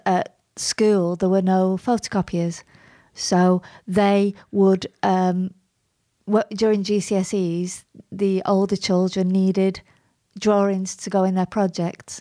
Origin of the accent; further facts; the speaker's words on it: Bury, North West England, United Kingdom; You can't get more Barry, actually. I was born on Gig Lane